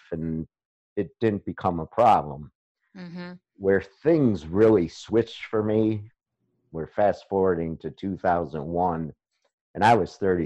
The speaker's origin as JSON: {"language": "English", "town": "Beachwood", "region": "Ohio", "country": "United States", "tie": "born or raised there", "moved": "yes", "said": "I was born and raised in Cleveland, Ohio. And as you know, I grew up in a suburb called Beechwood"}